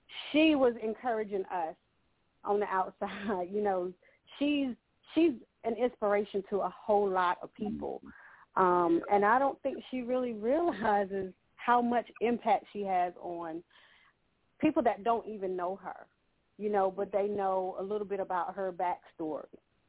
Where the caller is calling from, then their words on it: Henderson, North Carolina, United States; I'm calling from Henderson, North Carolina.